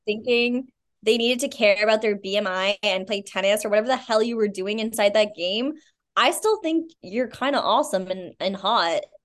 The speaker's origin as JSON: {"language": "English", "town": "Albany", "region": "New York", "country": "United States", "said": "I'm originally from upstate New York"}